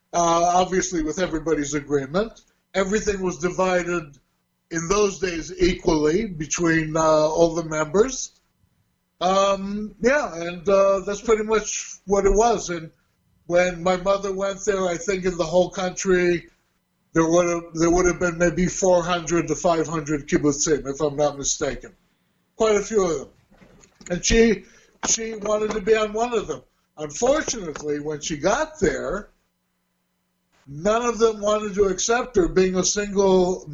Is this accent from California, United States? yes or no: yes; Burbank, California, United States; also born or lived in Hollywood; I was born in Hollywood, California. Now, having said that, people reckon, you know, I'm involved in the movie industry or something, but the hospital was in Hollywood, and actually, after my birth, I was moved back home to Burbank.